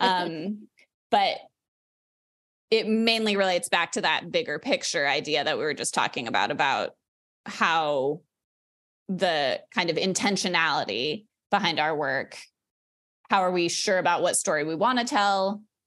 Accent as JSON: {"language": "English", "town": "Denver", "region": "Colorado", "country": "United States", "tie": "born or raised there", "moved": "yes", "said": "I grew up in Denver"}